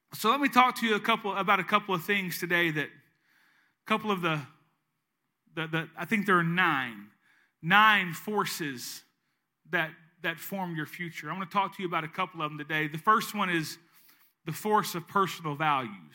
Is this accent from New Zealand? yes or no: no; East Arkansas, United States; moved away as an adult; now in Southeast Louisiana, United States; I'm from East Arkansas. I lived there for thirty-eight years of my life, and now I live in Southeast Louisiana.